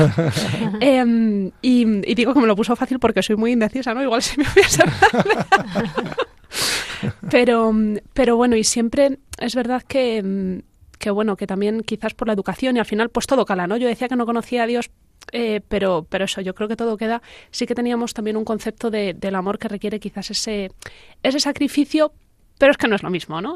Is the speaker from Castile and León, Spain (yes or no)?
no; Talavera de la Reina, Castilla-La Mancha, Spain; moved away as an adult; also born or lived in Madrid; los dos somos de Talavera, pero los dos estudiamos en Madrid